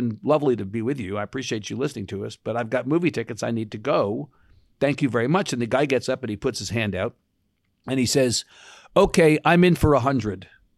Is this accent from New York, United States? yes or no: yes; New York, United States; moved away as an adult; being a New Yorker, even after 30 years in Texas, is like being an alcoholic.